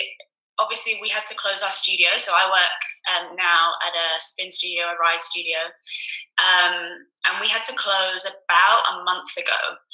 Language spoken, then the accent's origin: English; Edinburgh, Scotland, United Kingdom; born there; now in London, United Kingdom; I was actually born in Edinburgh, which you can't tell by my accent. Born in Scotland, moved to London 6-7 years ago to pursue a career in musical theatre.